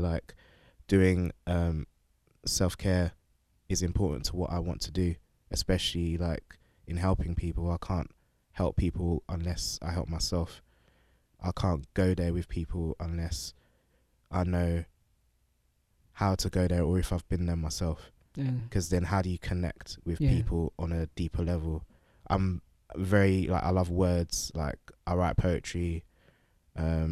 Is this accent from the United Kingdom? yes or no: yes; London, United Kingdom; moved away as an adult; now in Houston, United States; I'm originally from London. I've lived in Houston, Texas for about 4 years.